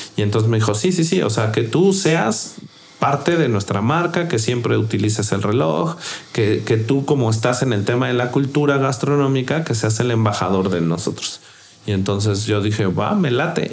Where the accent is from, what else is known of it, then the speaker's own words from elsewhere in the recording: Mexico; soy mexicano